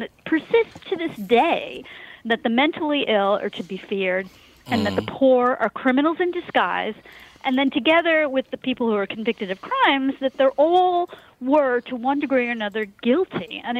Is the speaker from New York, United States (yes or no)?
yes; New York, United States; I grew up on Long Island.